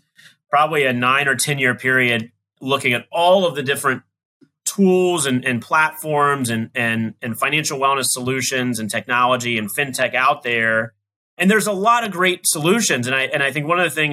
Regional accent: Southern West Virginia, United States; I grew up in West Virginia, in Southern West Virginia, and, you know, had a wonderful, wonderful childhood

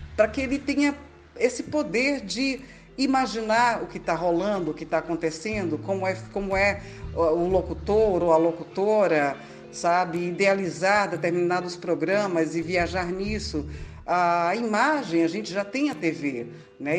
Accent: Salvador, Bahia, Brazil; sou de Salvador, Bahia

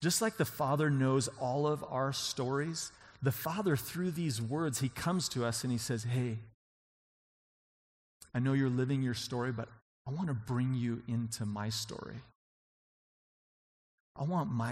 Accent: on the Idaho border, Washington, United States; now in Colorado, United States; I'm from Washington State, right on the Idaho border.

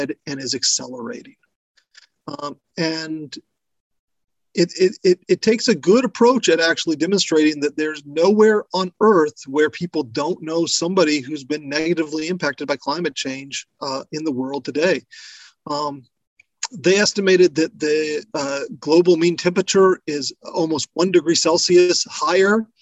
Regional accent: American Southwest, United States; I come from the American Southwest, where drought is nothing novel

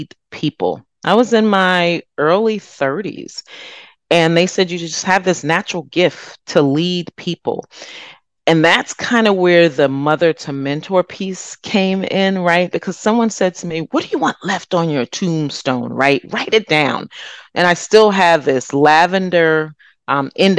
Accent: Freehold, New Jersey, United States; I grew up in Freehold, New Jersey

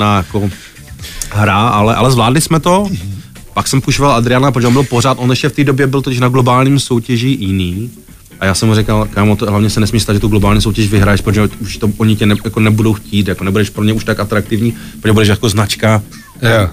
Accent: Ostrava, Moravian-Silesian Region, Czechia; moved away as an adult; now in Prague, Czech Republic; nejsem, nejsem, nejsem z Prahy, jsem z Ostravy

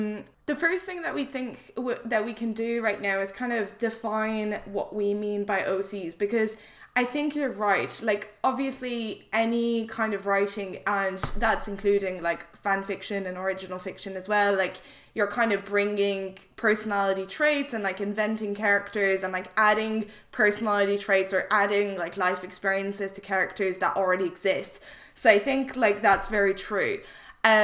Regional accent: France; English is a second language; So I'm originally French, but I studied English from a very young age.

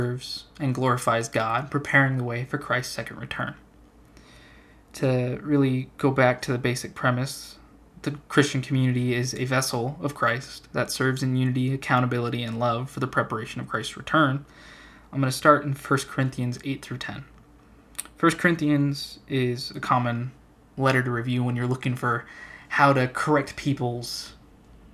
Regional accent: Central Arizona, United States; I'm a guy from Central AZ

